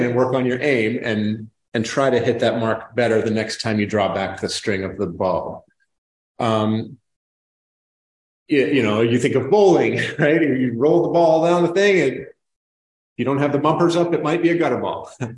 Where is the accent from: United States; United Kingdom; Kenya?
United States; New England; moved away; I'm from New England